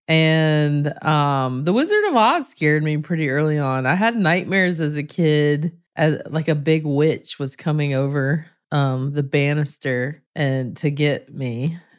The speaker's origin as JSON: {"language": "English", "region": "the South", "country": "United States", "tie": "born or raised there", "said": "raised in the South, so the church was a part of my life"}